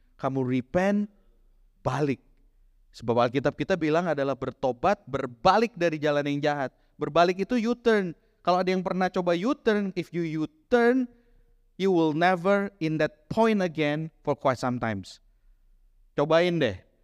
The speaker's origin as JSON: {"language": "Indonesian", "town": "Bandung", "region": "West Java", "country": "Indonesia", "said": "kota saya waktu itu ya, ya aku Bandungan, kota kecil"}